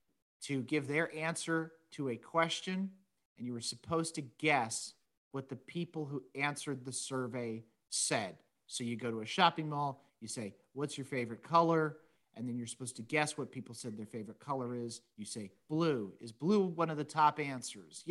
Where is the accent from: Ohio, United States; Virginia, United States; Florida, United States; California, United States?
California, United States; San Diego; I grew up in North County, San Diego